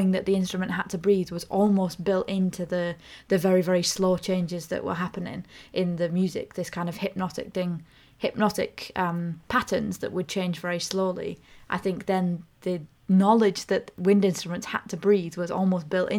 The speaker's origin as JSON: {"language": "English", "town": "Ulverston", "region": "North West England", "country": "United Kingdom", "tie": "born or raised there", "moved": "as an adult", "said": "I grew up in Cumbria and moved away when I was 18."}